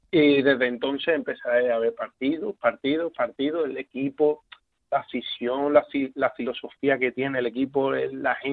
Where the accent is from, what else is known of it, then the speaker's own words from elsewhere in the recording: Seville, Andalusia, Spain; No, no, yo soy de Sevilla, Sevilla capital.